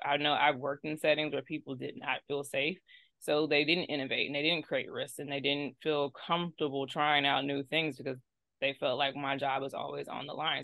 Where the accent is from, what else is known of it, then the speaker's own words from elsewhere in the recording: Austin, Texas, United States; moved away; Austin, yes, Austin, Texas